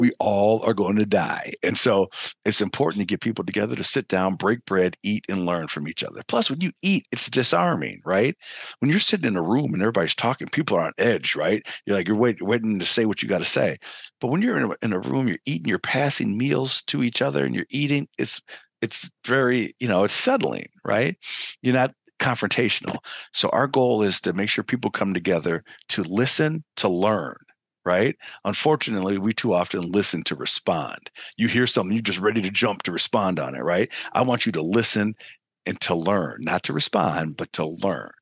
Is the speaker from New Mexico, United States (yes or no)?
no; Chicago, Illinois, United States; now in Milwaukee, United States; I'm originally from Chicago